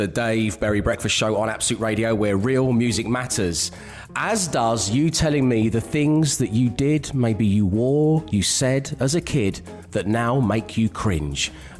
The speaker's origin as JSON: {"language": "English", "region": "London", "country": "United Kingdom", "tie": "born or raised there", "said": "my style inspiration as a 12-year-old boy growing up in South London was Al from Quantum Leap"}